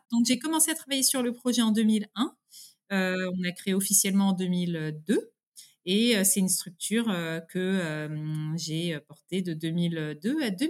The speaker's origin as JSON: {"language": "French", "country": "France", "accent": "French", "said": "Et l'anglais, je le parle, bah, oui, beaucoup mieux, voilà couramment, mais euh, par contre, j'ai un petit accent français."}